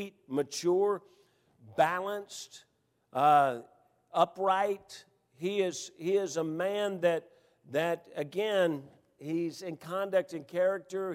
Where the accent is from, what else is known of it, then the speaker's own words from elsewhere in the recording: Memphis, Tennessee, United States; When I grew up here in Memphis, you had 3 television channels